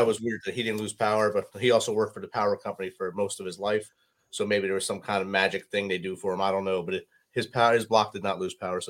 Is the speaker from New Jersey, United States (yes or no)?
yes; New Jersey, United States; being a Northeast guy myself, growing up in New Jersey